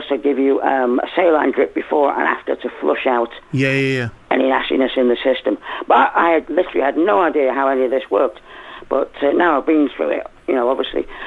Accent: Liverpool, North West England, United Kingdom; now in Rossendale Valley, United Kingdom; I'm a Scouser. I'm from Liverpool

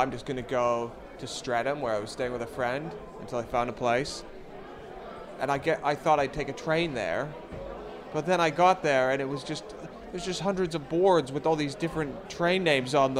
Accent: Canada; moved away as an adult; now in United Kingdom; I come from Canada

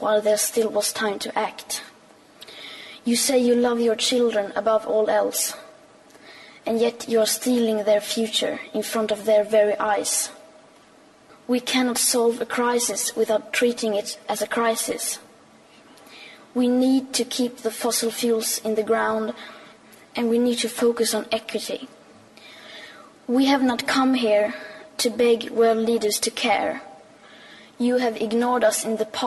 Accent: Sweden; I am 15 years old, and I'm from Sweden.

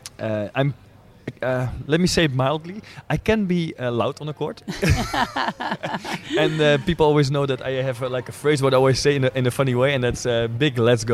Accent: Netherlands; English is a second language; I born and raised in Holland, but my mom, of course, is Russian.

